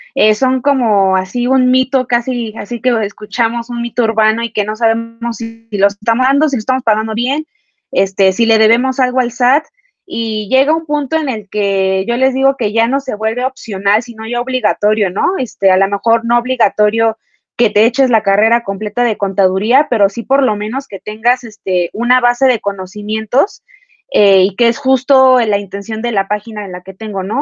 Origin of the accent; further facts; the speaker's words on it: Mexico; nosotros como mexicanos